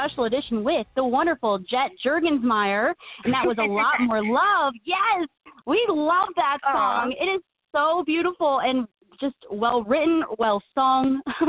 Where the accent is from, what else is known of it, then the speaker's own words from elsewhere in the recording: Illinois, United States; We're from Illinois.